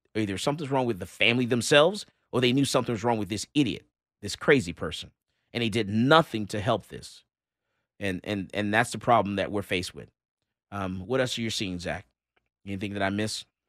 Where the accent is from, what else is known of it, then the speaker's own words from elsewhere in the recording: Missouri, United States; I'm from Missouri. They show me state.